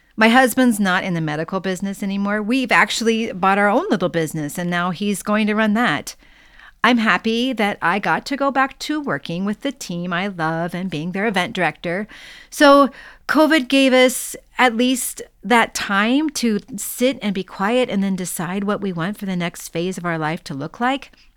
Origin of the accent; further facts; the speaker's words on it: Minnesota, United States; moved away as an adult; also born or lived in Las Vegas; as a Minnesotan